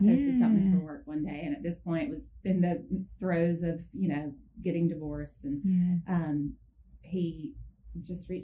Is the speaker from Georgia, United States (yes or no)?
yes; Thomasville, Georgia, United States; also born or lived in Athens, Georgia / Albany, Georgia; I'm from Thomasville